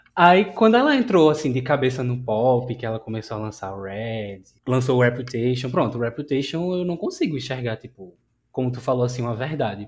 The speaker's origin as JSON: {"language": "Portuguese", "town": "Recife", "region": "Pernambuco", "country": "Brazil", "said": "Sou de Recife"}